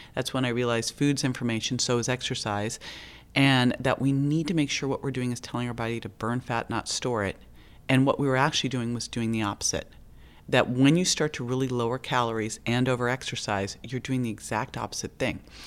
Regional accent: Berkeley, California, United States; I grew up in Berkeley

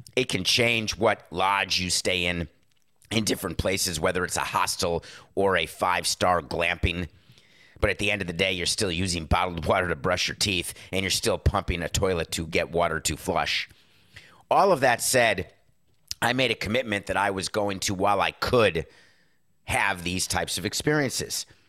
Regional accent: New York, United States

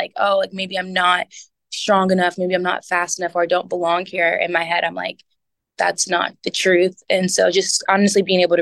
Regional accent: Texas, United States; also born or lived in Detroit, Michigan / Elizabethtown, Kentucky; we moved to Texas in the second grade. And so I grew up in Texas.

